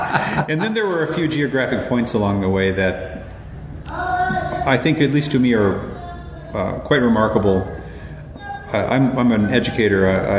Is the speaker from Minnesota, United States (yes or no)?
yes; Minnesota, United States; moved away as an adult; also born or lived in Virginia / Utah / Michigan / Europe; I was born in Virginia and grew up in the states of Minnesota, Utah, and Michigan.